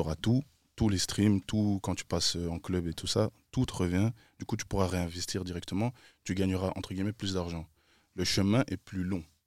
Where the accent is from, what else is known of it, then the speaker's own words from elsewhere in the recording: Brussels, Brussels-Capital Region, Belgium; Je viens de BX